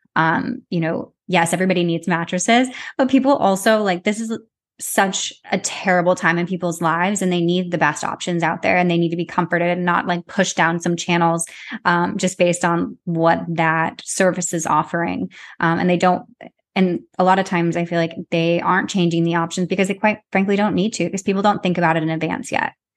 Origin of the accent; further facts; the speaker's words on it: Arizona, United States; now in New York City, United States; I'm from Arizona, but I currently live in New York City.